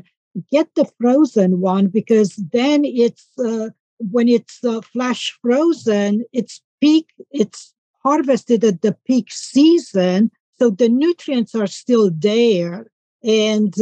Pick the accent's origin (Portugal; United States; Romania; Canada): Romania; moved away; I'm from Romania, and I grew up on an organic farm.